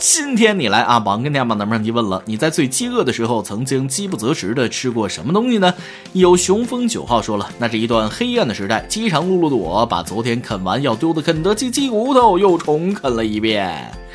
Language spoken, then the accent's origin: Chinese; Wuhan, Hubei, China; 原来因为我是武汉人，这就叫有地域天赋。